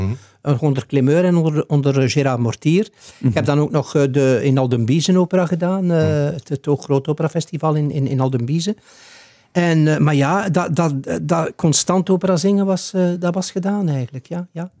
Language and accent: Dutch; Ghent, Flanders, Belgium; moved away as an adult; also born or lived in De Haan; als Gentenaar